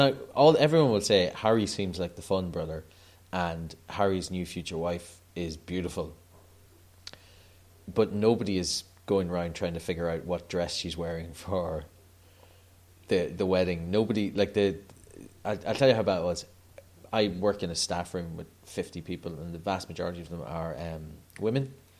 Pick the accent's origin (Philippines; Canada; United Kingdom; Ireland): Ireland; I'm 37 now, and there hasn't been a day where I have been aware of the Queen, and I'm Irish